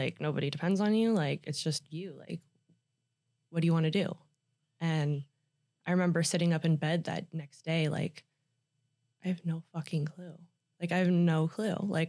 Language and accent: English; Ohio, United States; also born or lived in South Carolina; I moved as a baby though. And then I lived in Ohio.